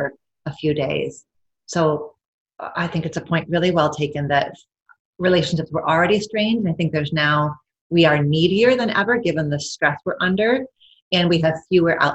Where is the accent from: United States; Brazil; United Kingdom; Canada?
United States; Midwest; I'm white, I'm Midwestern, I'm American